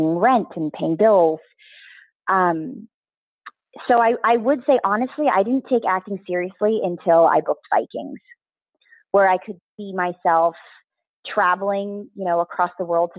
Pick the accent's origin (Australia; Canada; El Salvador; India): Canada; moved away as an adult; also born or lived in Vancouver; now in Los Angeles, United States; being first generation Asian Canadian, I was raised very much in the academias